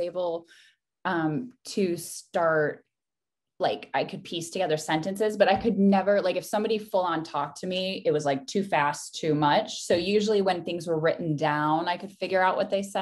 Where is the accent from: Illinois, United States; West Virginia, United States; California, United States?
Illinois, United States; Chicago; accent: Midwest; moved away; also born or lived in Japan; I am originally from Chicago, and I know my Midwest accent comes out every once in a while.